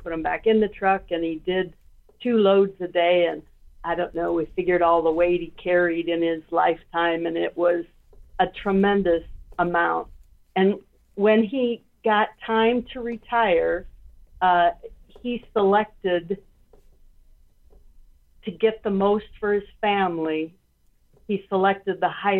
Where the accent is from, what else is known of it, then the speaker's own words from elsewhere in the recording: Wyoming, United States; I grew up in Wyoming, and I spent a lot of summers in Minnesota